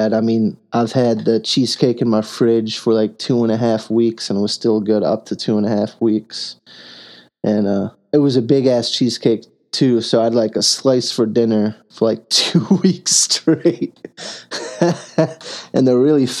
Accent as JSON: {"language": "English", "country": "United States"}